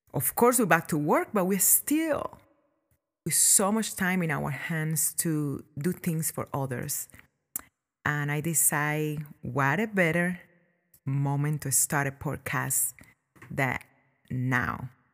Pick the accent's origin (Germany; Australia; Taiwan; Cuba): Cuba; born or raised there; now in United States